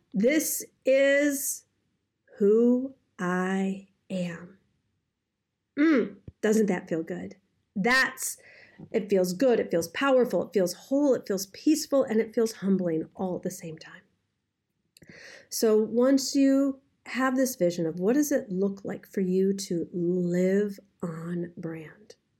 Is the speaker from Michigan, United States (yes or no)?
yes; Detroit, Michigan, United States; I, I, I'm from Detroit